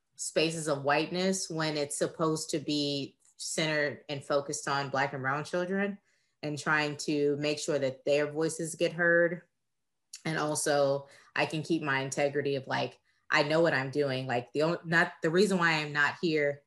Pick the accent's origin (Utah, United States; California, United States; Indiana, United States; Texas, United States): Texas, United States; I am from Texas.